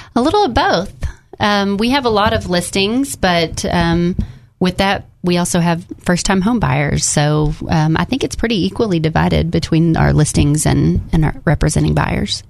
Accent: Jacksonville, Arkansas, United States; now in North Little Rock, United States; I'm originally from Jacksonville. We live in North Little Rock

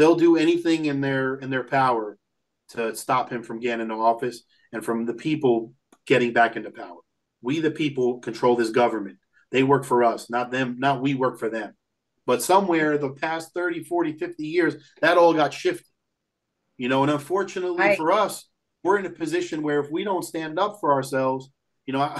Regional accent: United States; we're born here in America, but we're Lebanese first generation

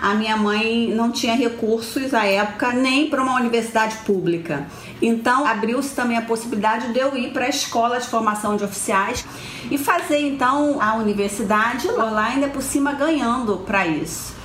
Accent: Baixada Fluminense, Rio de Janeiro, Brazil; Eu nasci e cresci na Baixada Fluminense, minha família toda de lá

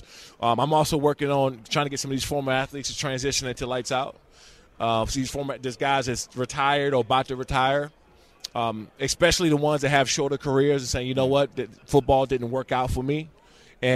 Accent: Prince George's County, Maryland, United States; I'm from Prince George's County, mm-hmm. Maryland

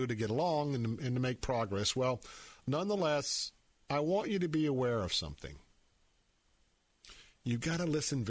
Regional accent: Tampa, Florida, United States; I was a Democrat all of my life growing up here in Tampa

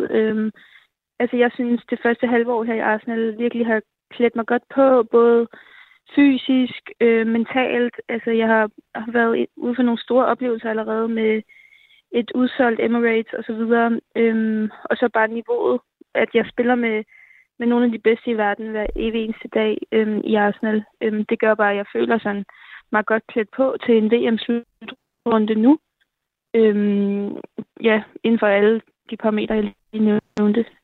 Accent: Capital Region of Denmark, Denmark; sådan noget helt andet, end da jeg spillede hjemme i Nordsjælland.

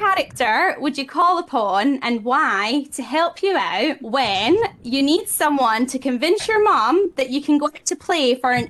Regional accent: Scotland, United Kingdom; being Scottish.

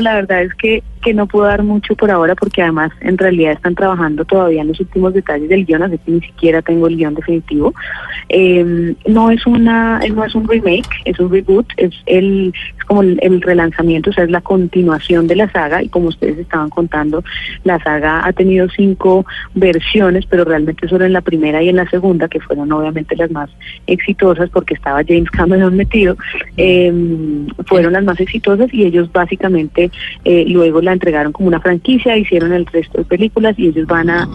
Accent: Colombia; yo, al ser colombiana, tengo un acento natural

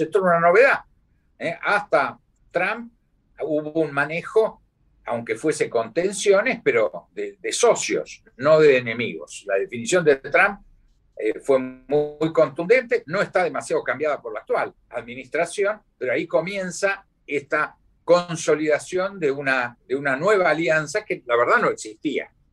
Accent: Argentina; mis dos mandatos como embajador argentino en Washington

